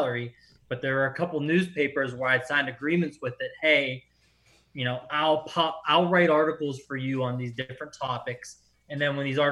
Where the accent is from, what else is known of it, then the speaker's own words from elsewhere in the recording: Pittsburgh, Pennsylvania, United States; I'm from Pittsburgh area, like Bruno Sammartino was our guy